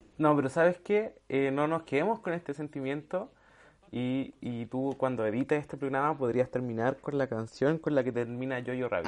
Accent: Chile; como chilena

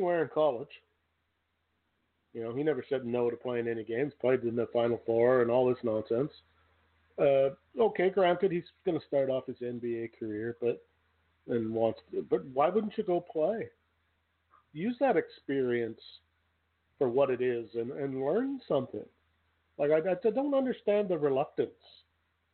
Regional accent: Canada; I'm not an American, but being a Canadian, when I was growing up

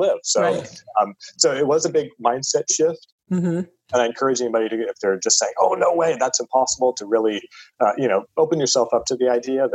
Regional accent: California, United States; also born or lived in Europe; I was born and raised in California.

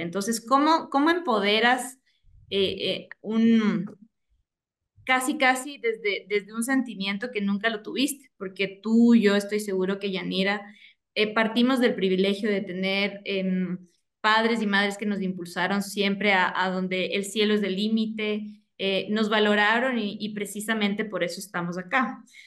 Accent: Ecuador; yo vivo en Ecuador, soy orgullosamente ecuatoriana

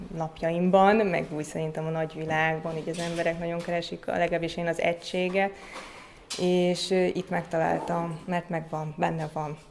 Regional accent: Székesfehérvár, Fejér, Hungary; a szüleim elkezdtek animációs csoportot működtetni Székesfehérváron, és akkor én még nagyon kicsi gyerek voltam

